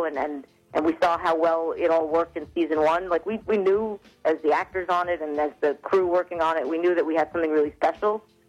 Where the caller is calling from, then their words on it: New York City, New York, United States; I am calling from Queens, New York.